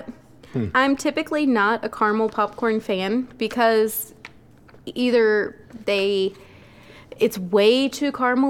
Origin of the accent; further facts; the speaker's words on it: Baltimore, Maryland, United States; moved away; I'm originally from Baltimore, Maryland